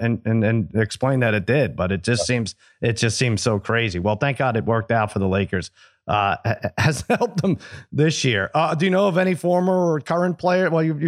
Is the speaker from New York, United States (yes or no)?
yes; Eastern Long Island, New York, United States; I came from Eastern Long Island